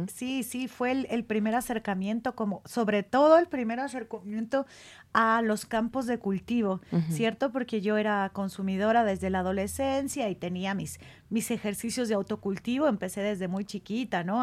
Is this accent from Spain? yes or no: no; Michoacán, Mexico; now in Mexico City, Mexico; yo soy eh, michoacana